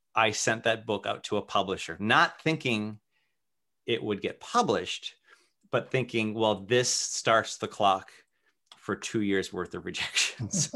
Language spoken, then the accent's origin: English; Worcester, Massachusetts, United States; I grew up in Worcester, Massachusetts, which is very neighborhood-centric.